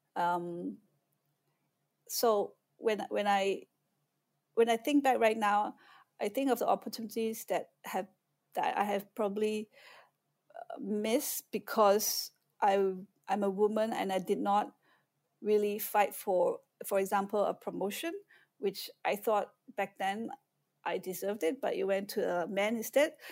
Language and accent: English; Malaysia; moved away as an adult; also born or lived in Austin, Texas, United States / Singapore; now in Shanghai, China; I was born and raised in Malaysia. I left when I was nineteen years old